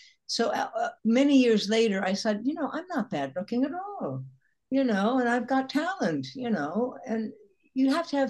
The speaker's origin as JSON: {"language": "English", "town": "Chicago", "region": "Illinois", "country": "United States", "said": "And I'd say the lawyer's daughter, because I'm from Chicago."}